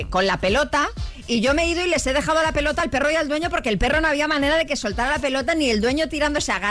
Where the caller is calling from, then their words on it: Alcoy, Valencian Community, Spain; soy de Alcoy y tengo dos PPPs, American Stanford.